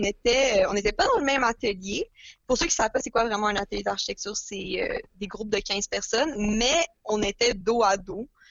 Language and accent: French; Montreal, Quebec, Canada; J'ai grandi à Montréal toute ma vie, comme Lily.